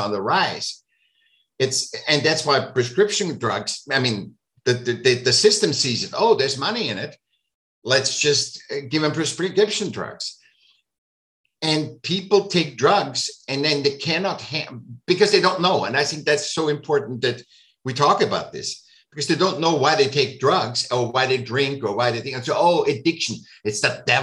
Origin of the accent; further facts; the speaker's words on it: Vienna, Austria; moved away; I was born in Vienna.